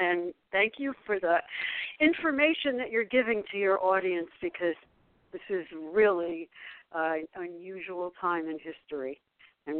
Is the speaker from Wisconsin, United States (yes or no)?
no; New York City, New York, United States; I grew up in New York. I am the same age as Donald Trump. He lived in Jamaica Estates, which was the upper, and I lived in Brooklyn and then moved to Forest Hills